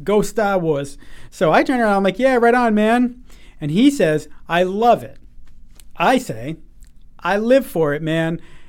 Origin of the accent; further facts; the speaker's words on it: New England, United States; I walk by this guy in my hometown. Again, right. Very New England hometown.